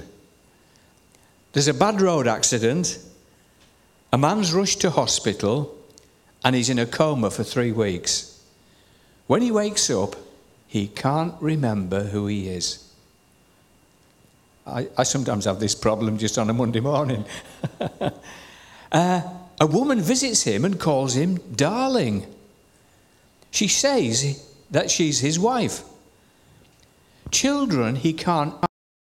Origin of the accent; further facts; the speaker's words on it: Shildon, North East England, United Kingdom; I was born at 6 Strand Street, Shildon, County Durham